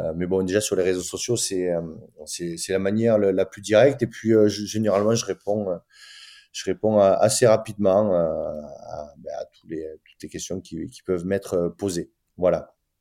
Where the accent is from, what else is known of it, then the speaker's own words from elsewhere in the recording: France; nous on est français